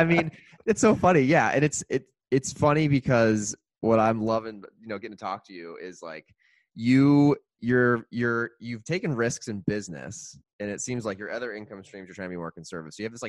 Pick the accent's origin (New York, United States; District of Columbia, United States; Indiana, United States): Indiana, United States; now in Chicago, United States; I'm from Indiana originally.